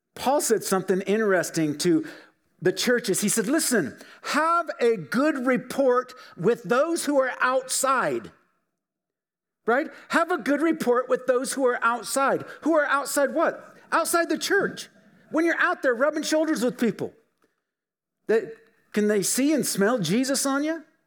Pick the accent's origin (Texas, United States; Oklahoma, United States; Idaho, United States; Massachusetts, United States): Idaho, United States; Filer; We grew up in Filer, just down the road.